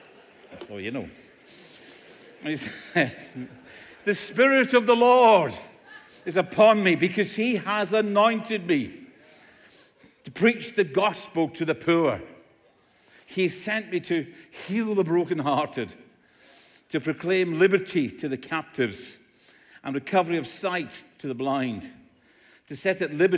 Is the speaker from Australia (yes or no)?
no; Scotland, United Kingdom; In Scotland, where I come from, everybody speaks like this